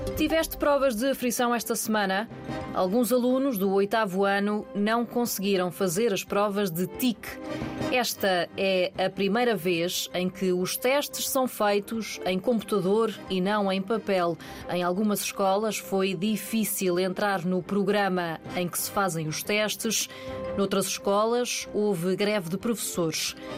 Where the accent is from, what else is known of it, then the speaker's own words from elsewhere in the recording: Covilhã, Centro, Portugal; Tenho 15 anos, sou da Covilhã e estou neste momento no nono ano na Escola Básica de São Domingos